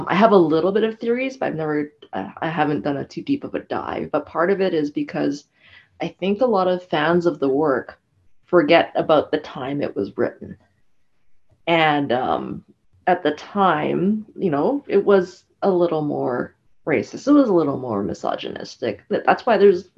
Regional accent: Canada; I'm Canadian born Asian

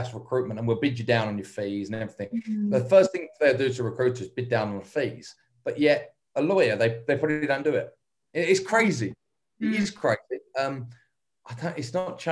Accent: England, United Kingdom; moved away; being English

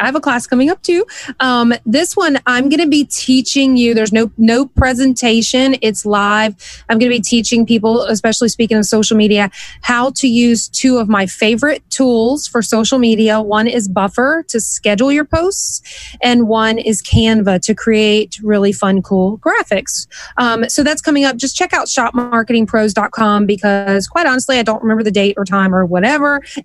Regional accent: Louisiana, United States; I'm from Louisiana.

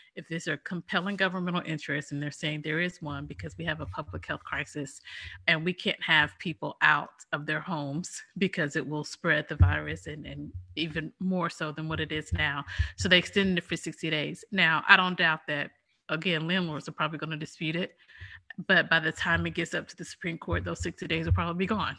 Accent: United States; we're American

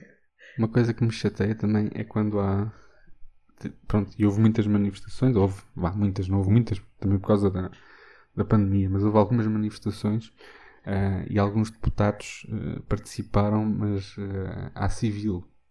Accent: Castelo Branco, Centro, Portugal; em Castelo Branco, por exemplo, foi onde eu cresci

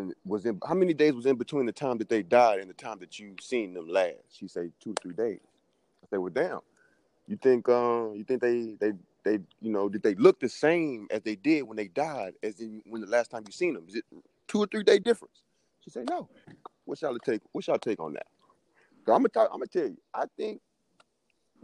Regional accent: Houston, Texas, United States; I'm from Houston, Texas.

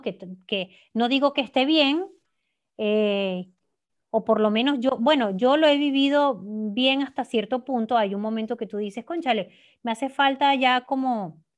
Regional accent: Venezuela; moved away as an adult; el hecho de yo no estar viviendo en mi país de origen, em, igual si, hubiese, si me hubiese quedado en Venezuela

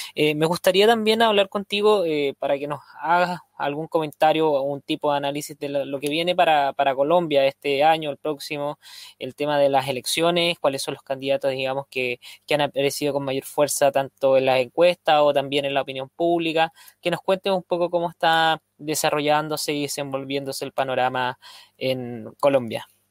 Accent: Chile; en mi país, en Chile

